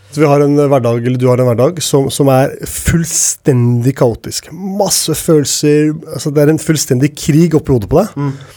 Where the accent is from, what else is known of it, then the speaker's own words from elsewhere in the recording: Oslo, Norway; jeg vokste opp ved Tveita